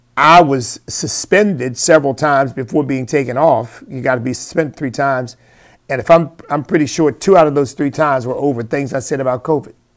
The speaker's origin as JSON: {"language": "English", "country": "United States", "said": "I am an American because that's where God put me"}